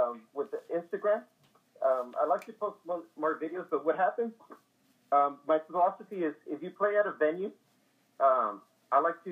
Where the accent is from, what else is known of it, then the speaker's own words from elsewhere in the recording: San Antonio, Texas, United States; born and raised in San Antonio.